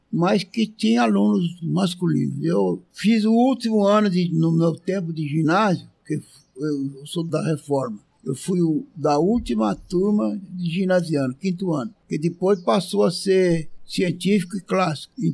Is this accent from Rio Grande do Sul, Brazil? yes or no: no; Batatais, São Paulo, Brazil; eu sou do interior de São Paulo, de Batatais.